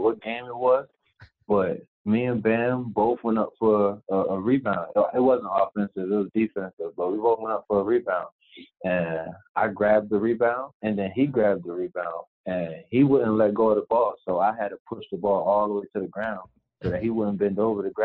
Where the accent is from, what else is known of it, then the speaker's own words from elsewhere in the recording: Chester, Pennsylvania, United States; where I'm from Chester, PA